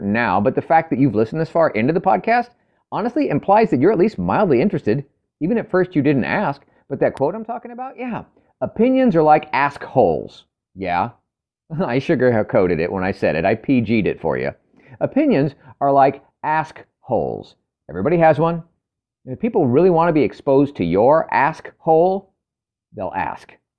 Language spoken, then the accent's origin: English; California, United States; moved away as an adult; I'm from California for the first thirty years of my life